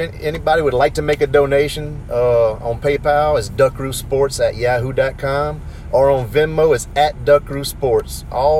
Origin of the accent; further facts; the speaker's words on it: St. Amant, Louisiana, United States; I come from Santa Monica.